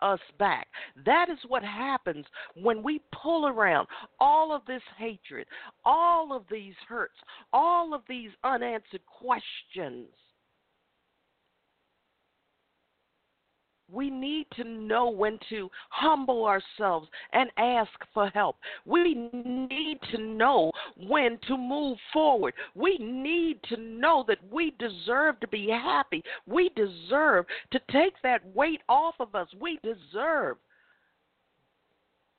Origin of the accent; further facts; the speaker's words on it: United States; I'm black. I'm from America